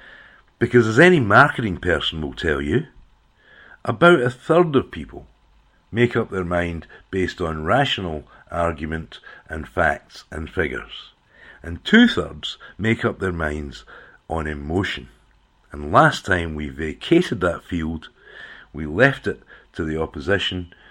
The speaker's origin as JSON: {"language": "English", "town": "Clydebank", "region": "Scotland", "country": "United Kingdom", "tie": "born or raised there", "also_born_or_lived": "Glasgow", "moved": "as an adult", "lives_now": "Australia", "said": "I was born in Glasgow, brought up in Clydebank, and became a Thatcher economic refugee. I ended up in Australia"}